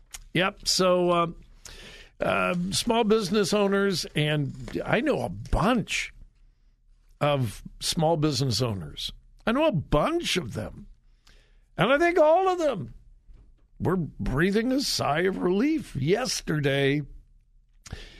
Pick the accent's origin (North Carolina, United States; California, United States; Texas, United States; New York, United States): California, United States; Southern; moved away; I'm from Southern California. It's been many, many years ago